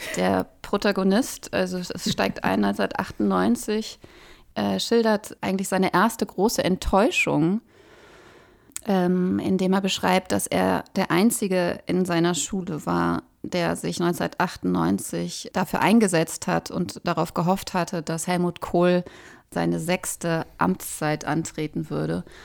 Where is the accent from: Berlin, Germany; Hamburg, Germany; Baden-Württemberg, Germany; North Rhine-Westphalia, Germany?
North Rhine-Westphalia, Germany; Ruhr area; Wir sind beide im Ruhrgebiet groß geworden